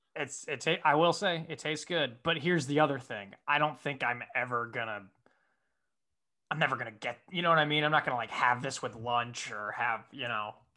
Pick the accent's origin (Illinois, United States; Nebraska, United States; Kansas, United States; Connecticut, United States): Connecticut, United States; moved away as an adult; now in Los Angeles, United States; the place where I grew up in Connecticut